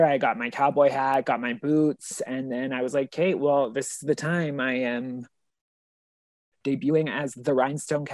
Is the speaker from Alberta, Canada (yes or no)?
yes; Alberta, Canada; I'm like from Alberta